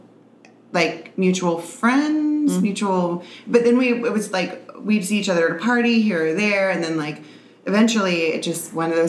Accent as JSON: {"language": "English", "town": "New Orleans", "region": "Louisiana", "country": "United States", "moved": "yes", "lives_now": "San Diego, United States", "said": "I'm originally from New Orleans"}